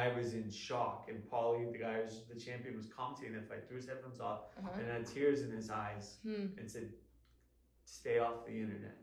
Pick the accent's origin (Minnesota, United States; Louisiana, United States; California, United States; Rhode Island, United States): California, United States; Los Angeles; the Staples Center, which is my hometown venue.